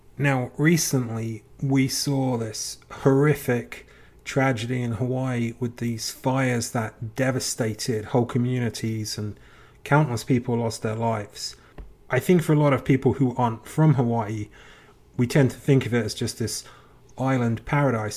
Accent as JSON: {"language": "English", "region": "England", "country": "United Kingdom", "tie": "born or raised there", "said": "as a kid growing up in England"}